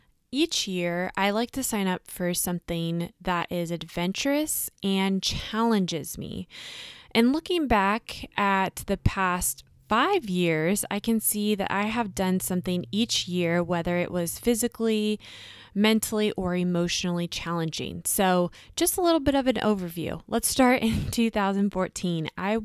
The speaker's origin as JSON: {"language": "English", "town": "San Diego", "region": "California", "country": "United States", "tie": "born or raised there", "said": "I also did them in my hometown, which is San Diego, at sea level."}